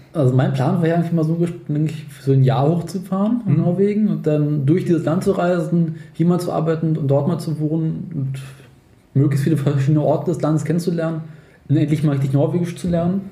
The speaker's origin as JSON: {"language": "German", "region": "Berlin", "country": "Germany", "said": "wir kommen halt aus Berlin"}